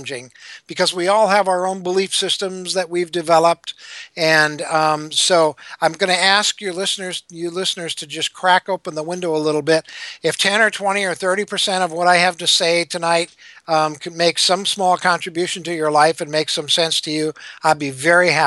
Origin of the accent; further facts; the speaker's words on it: Minnesota, United States; I grew up Lutheran in Minnesota